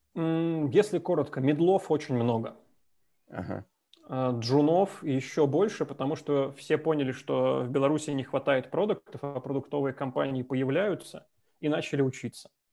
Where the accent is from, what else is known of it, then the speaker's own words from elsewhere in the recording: Moscow, Russia; moved away as an adult; now in Minsk, Belarus; я родился, вырос в Москве